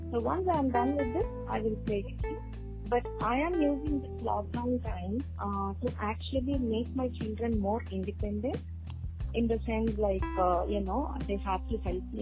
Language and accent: English; Andhra Pradesh, India; I am from Andhra Pradesh, right?